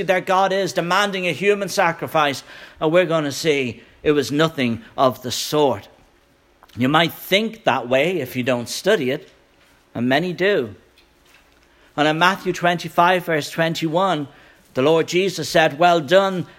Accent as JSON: {"language": "English", "country": "Ireland", "moved": "as an adult", "lives_now": "United States", "said": "Last week I was an Irish immigrant, now I'm an Irish American"}